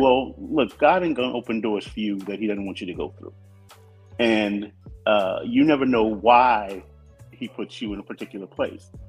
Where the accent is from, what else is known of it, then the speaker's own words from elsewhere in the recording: Compton, California, United States; we moved to Compton in 1969. We were the second black family on our street.